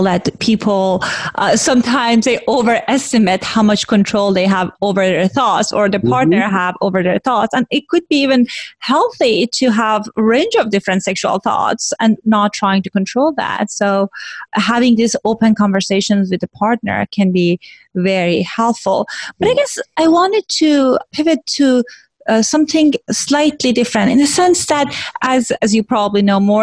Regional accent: Iran; moved away; they know that I'm Iranian and I grew up in Iran

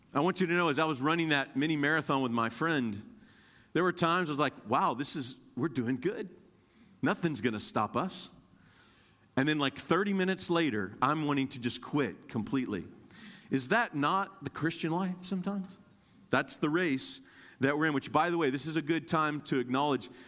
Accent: Indiana, United States; now in Kentucky, United States; I'm born and raised in Indiana, but I live in Kentucky.

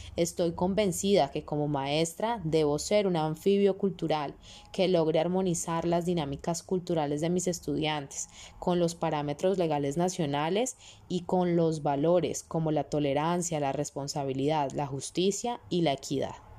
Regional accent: Colombia; mi rol como ciudadana colombiana

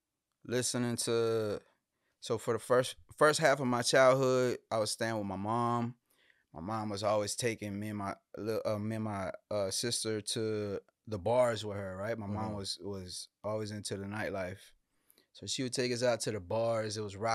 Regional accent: Houston, Texas, United States; Born and raised in Houston, man, on the north side, right? So the hospital I was born at is literally within like a 10-mile radius of anywhere I've ever lived in my life.

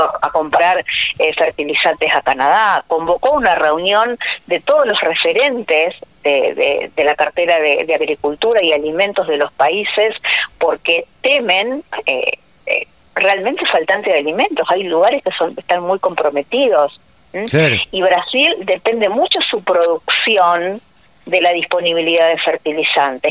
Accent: Bigand, Santa Fe, Argentina; en mi pueblo, o sabes que yo estoy de Vigán, provincia de Santa Fe

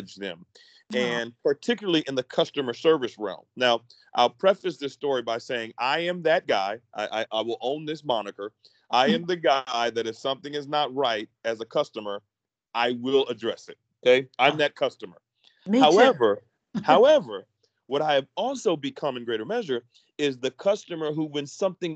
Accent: Philadelphia, Pennsylvania, United States; moved away as an adult; born and raised in Philadelphia

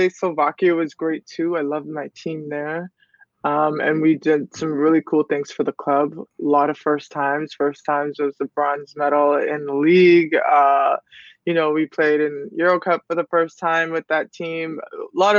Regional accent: Toronto, Ontario, Canada; I'm from Toronto. It's cold in the winter

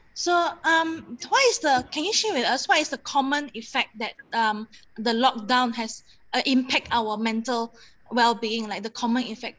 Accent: Kuching, Sarawak, Malaysia; moved away as an adult; now in Kuala Lumpur, Malaysia; I'm from Kuching, and and mm-hmm. I I moved here when I was 18

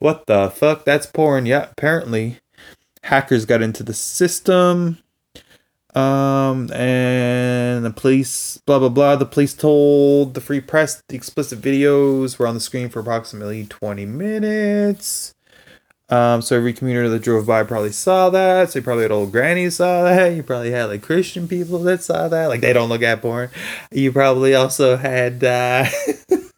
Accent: Canada; from Canada

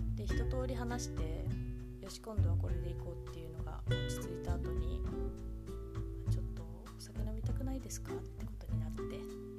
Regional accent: Kamogawa, Chiba, Japan; 私千葉県の鴨川市出身

